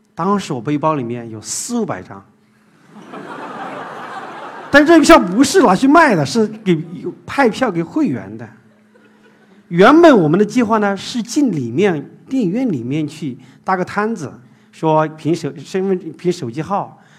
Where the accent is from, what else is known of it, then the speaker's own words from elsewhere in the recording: Zigong, Sichuan, China; moved away as an adult; now in Shanghai, China; 我是出生在四川自贡一个小山区里面